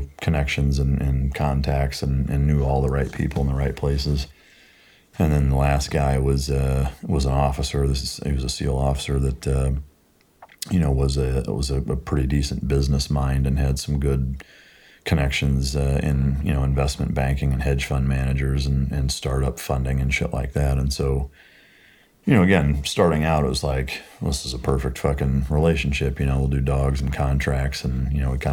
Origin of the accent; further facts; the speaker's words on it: Iowa, United States; moved away as an adult; also born or lived in San Diego, United States; now in Texas, United States; growing up in Iowa, went to San Diego and was on active duty there the whole time